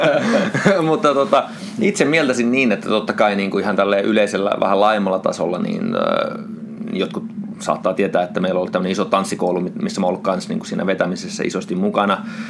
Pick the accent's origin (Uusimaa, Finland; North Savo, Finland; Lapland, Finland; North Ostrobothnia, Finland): North Ostrobothnia, Finland; Oulu; mä olen syntynyt Oulussa